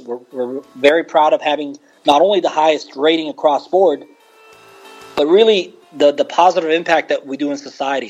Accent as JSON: {"language": "English", "town": "Beirut", "region": "Beirut Governorate", "country": "Lebanon", "tie": "born or raised there", "moved": "as an adult", "lives_now": "United States", "said": "I was born and raised in Lebanon"}